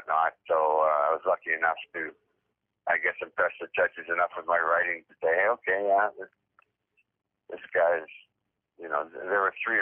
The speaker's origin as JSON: {"language": "English", "region": "Northern Ontario", "country": "Canada", "tie": "born or raised there", "said": "I grew up in Northern Ontario"}